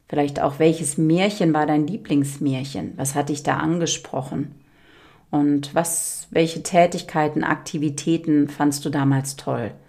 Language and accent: German; Berlin, Germany; ich habe die ersten zehn Jahre bin ich im Hochhaus aufgewachsen, 15 Stockwerke in Charlottenburg in der Angerburger Allee.